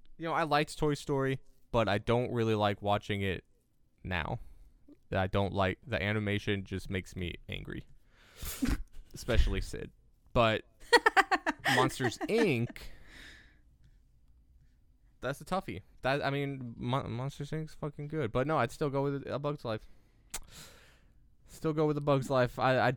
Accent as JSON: {"language": "English", "region": "Massachusetts", "country": "United States", "accent": "Boston", "said": "You haven't heard my Boston accent yet."}